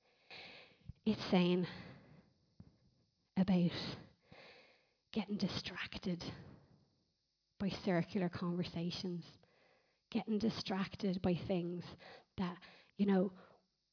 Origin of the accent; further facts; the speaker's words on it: Ireland; we're Irish